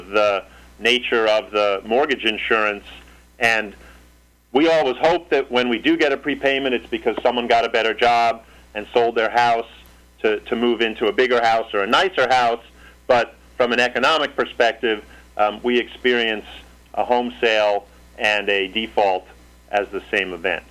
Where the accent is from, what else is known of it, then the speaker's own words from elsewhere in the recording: New York City, New York, United States; I grew up in New York City